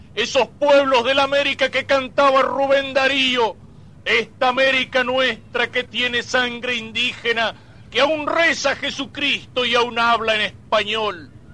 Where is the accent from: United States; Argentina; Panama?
Argentina; somos argentinos